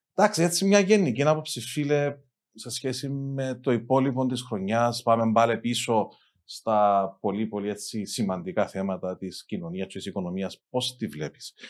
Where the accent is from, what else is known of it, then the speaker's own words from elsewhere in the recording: Amiantos, Limassol District, Cyprus; εγώ κατάγομαι από τον Αμίαντον